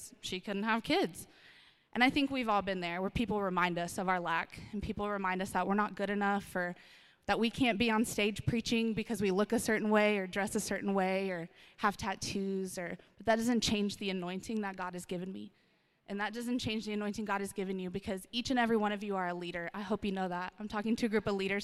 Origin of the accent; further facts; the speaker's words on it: Austin, Texas, United States; moved away as an adult; now in Odessa, United States; I'm from Austin, Texas, one of the most best cities on the planet. I love it. It's my hometown.